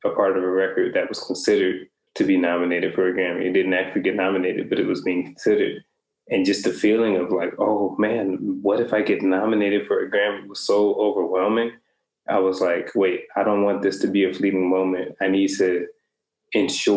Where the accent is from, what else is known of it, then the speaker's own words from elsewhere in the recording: New Orleans, Louisiana, United States; moved away as an adult; now in Italy; growing up in New Orleans